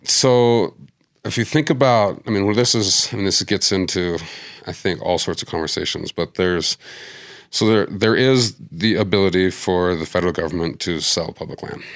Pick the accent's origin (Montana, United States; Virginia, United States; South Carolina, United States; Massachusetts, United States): Montana, United States; Missoula; moved away as an adult; now in Denver, United States; Missoula, my hometown